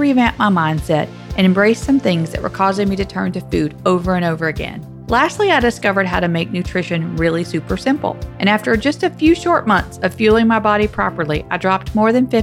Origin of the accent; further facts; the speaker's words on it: the South, United States; accent: Southern; my Southern accent